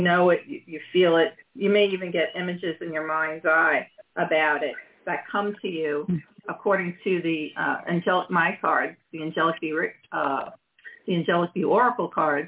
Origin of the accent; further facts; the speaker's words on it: Long Island, New York, United States; I'm from Long Island originally as well.